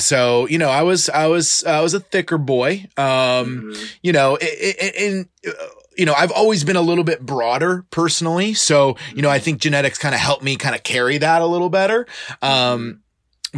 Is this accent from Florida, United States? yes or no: yes; Clearwater, Florida, United States; I was originally born and raised in Clearwater, Florida. I went to high school here